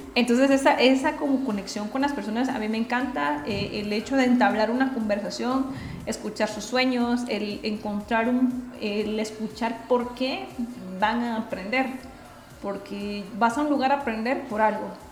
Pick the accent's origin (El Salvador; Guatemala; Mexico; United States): Guatemala; yo soy guatemalteca